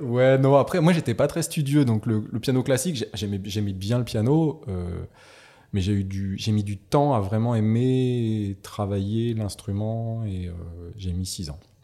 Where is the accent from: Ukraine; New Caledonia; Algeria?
New Caledonia; Nouméa, South Province; also born or lived in Northern Province, New Caledonia; je suis né en Caïdonie Et puis, bah, j'ai fait toute ma scolarité ici